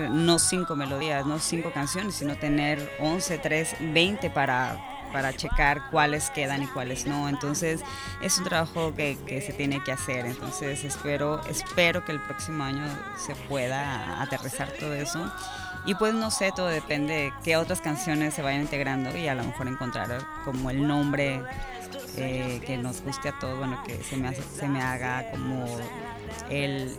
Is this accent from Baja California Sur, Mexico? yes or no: yes; Cabo San Lucas, Baja California Sur, Mexico; now in Todos Santos, Mexico; Soy de Cabo, sí, totalmente originaria, mis papás no, como mucha gente, pero, pero yo nací aquí y desde hace cinco años vivo en Todos Santos.